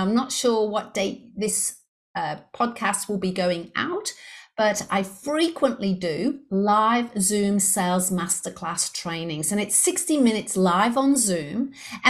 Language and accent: English; Liverpool, North West England, United Kingdom; accent: English; moved away as an adult; now in Brisbane, Australia; I'm actually based in Brisbane, Australia. However, I was brought up in Liverpool in the UK. So for those of you who detected the English accent, you were correct. I do have an English accent. I'm from Liverpool originally